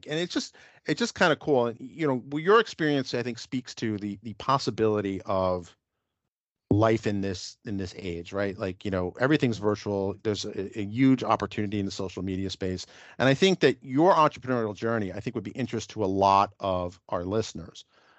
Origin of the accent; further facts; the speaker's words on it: New York City, New York, United States; accent: northeastern U.S.; I grew up in New York City. I sound very northeastern U.S.